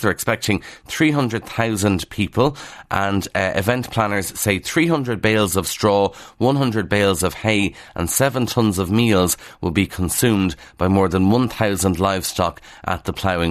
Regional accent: Kildare, Leinster, Ireland; accent: Kildare; that's not my Kildare accent now

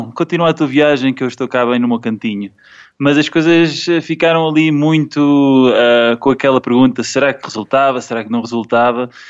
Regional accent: Portugal; moved away; Comecei em 2012 Saí de Portugal, fiz Europa, Ásia, uh, Oceania e agora estou na América do Sul a, a viajar em bicicleta.

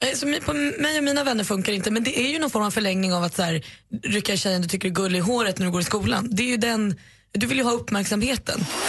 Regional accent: Botkyrka, Stockholm County, Sweden; var kommer du ifrån? Och då svarade jag Botkyrka.

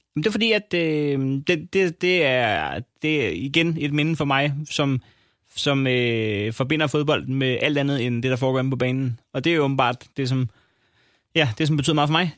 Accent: Næstved, Zealand, Denmark; jeg kommer fra Næstved

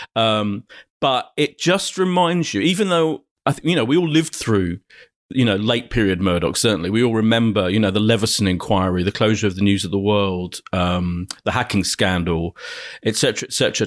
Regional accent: Ilford, London, United Kingdom; also born or lived in Clapton, London; Ilford in Essex is where I grew up

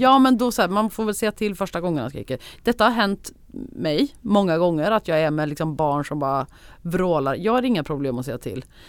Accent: Värmland, Sweden; accent: Värmland dialect; also born or lived in Gothenburg; now in Stockholm, Sweden; jag pratar så mycket värmländska som jag gör

